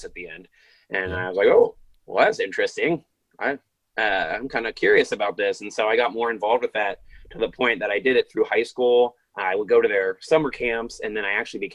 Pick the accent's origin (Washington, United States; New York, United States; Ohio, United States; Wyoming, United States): Ohio, United States; I was raised in the Christian church here in the United States in Ohio. So my whole life here in Ohio